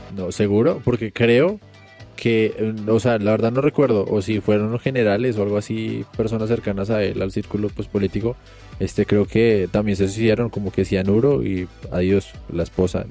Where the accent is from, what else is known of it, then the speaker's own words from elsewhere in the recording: Colombia; somos colombianos